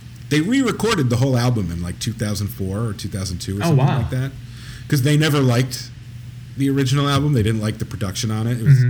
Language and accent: English; East Coast, United States; I'm an Italian from the East Coast.